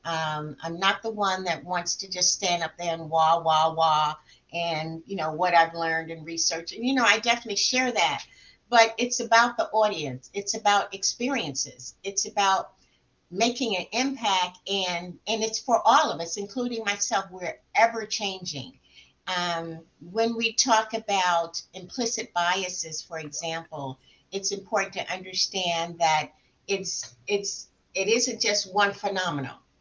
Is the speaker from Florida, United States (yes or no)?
yes; South Florida, United States; moved away as an adult; also born or lived in Alabama / Atlanta; I grew up in South Florida and I went to school in the deep South, Alabama.